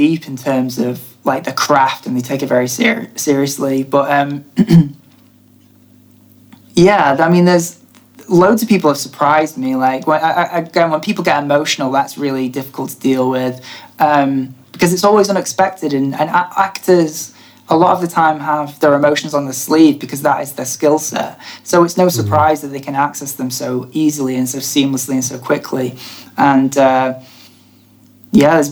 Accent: Blackpool area, North West England, United Kingdom; we're both from, I say Blackpool because that's the main place that people know. We're both not from Blackpool, but I imagine people wouldn't really know Garstang or Pollen

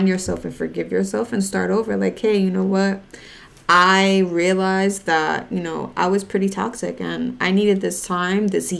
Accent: New York, United States; a lot of us from New York

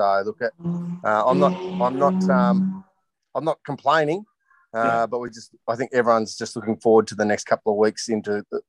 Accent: Canberra, Australian Capital Territory, Australia; moved away as an adult; now in Ballina, Australia; I'm born and bred in Canberra. I left Canberra about 22 years of age to 23, sorry, to join the police.

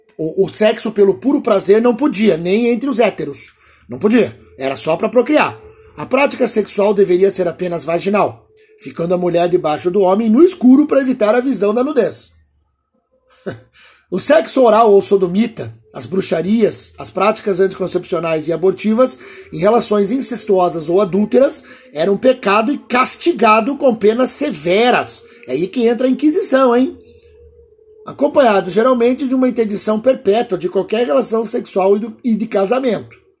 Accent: Piracicaba, São Paulo, Brazil; Eu sou do interior lá de Piracicaba

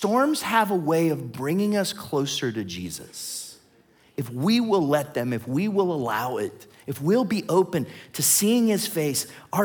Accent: Ohio, United States; I'm from Ohio

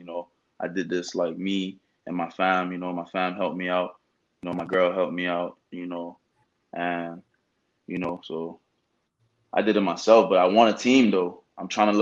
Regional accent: Fort Lauderdale, Florida, United States; now in Orlando, United States; I did it in Fort Lauderdale, Florida. That's my hometown. That's where I'm from

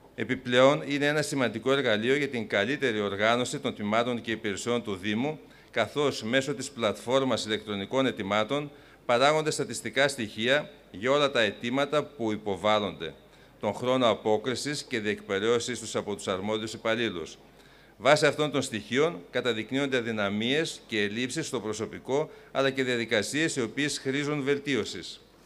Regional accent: Greece; ως Έλληνες

